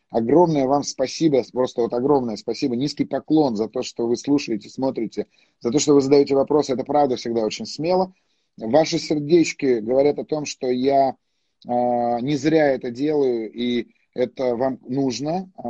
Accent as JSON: {"language": "Russian", "country": "Armenia", "said": "Ну, естественно, я армянин, куда же мне деваться?"}